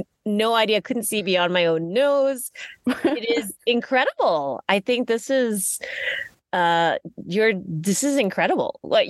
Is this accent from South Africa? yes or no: no; Malaysia; now in United States; so I grew up in Malaysia.